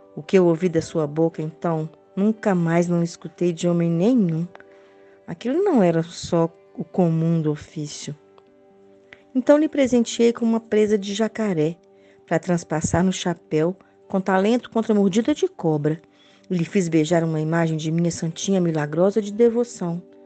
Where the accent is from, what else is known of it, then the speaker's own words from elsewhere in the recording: Belo Horizonte, Minas Gerais, Brazil; now in Barbacena, Brazil; eu sou de Belo Horizonte, moro em Barbacena, Minas Gerais